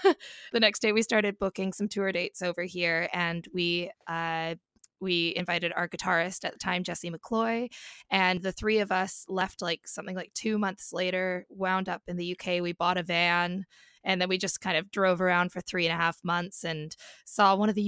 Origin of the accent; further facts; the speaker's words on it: Comox Valley, Vancouver Island, British Columbia, Canada; moved away as an adult; now in London, United Kingdom; I am from the Comox Valley on Vancouver Island, so the West Coast.